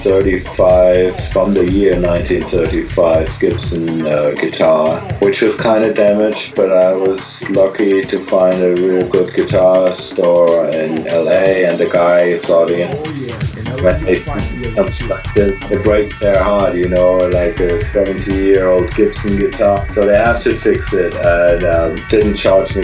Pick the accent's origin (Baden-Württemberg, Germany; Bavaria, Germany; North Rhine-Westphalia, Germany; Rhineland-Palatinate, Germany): Baden-Württemberg, Germany; Heidelberg; I was born and raised in Heidelberg, Germany, south of Frankfurt